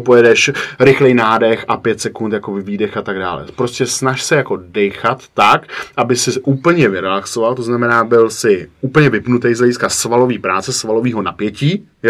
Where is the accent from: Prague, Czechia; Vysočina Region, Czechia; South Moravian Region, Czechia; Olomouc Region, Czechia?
Prague, Czechia; u nás v Praze